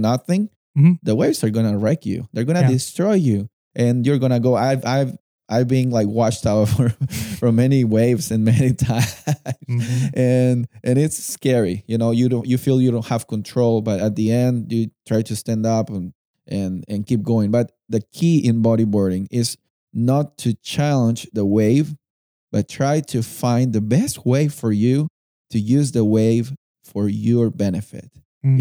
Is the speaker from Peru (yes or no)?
yes; Lima, Peru; I was born and raised in Lima, and we live in the coast.